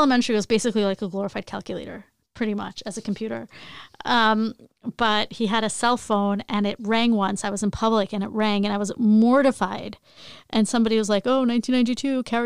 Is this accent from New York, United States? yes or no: yes; Long Island, New York, United States; also born or lived in Queens; I grew up in Long Island